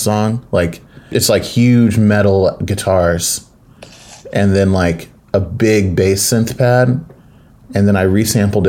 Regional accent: Mustang, Oklahoma, United States; a Black kid growing up in Mustang, Oklahoma

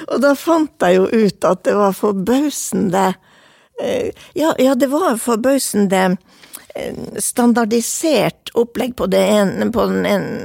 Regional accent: Vadsø, Finnmark, Norway; accent: Vadsø dialect; also born or lived in Kirkenes / Tana; Eh, jeg snakker dialekten min. Jeg er oppvokst i eh, Finnmark, eh, Kirkenes, Tana, Vadsø. Jeg har lagt meg på en Vadsø-dialekt og tviholdt på den.

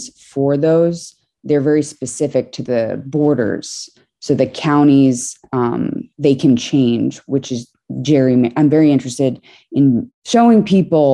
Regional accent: New York City, New York, United States; was born in New York City, sort of around one block south of Canal Street in Tribeca near Chinatown

